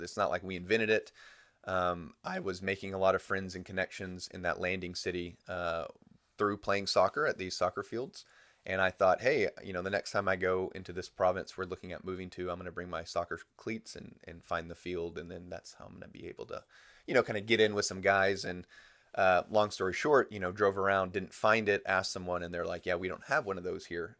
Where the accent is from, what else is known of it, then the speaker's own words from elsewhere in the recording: United States; moved away as an adult; being an American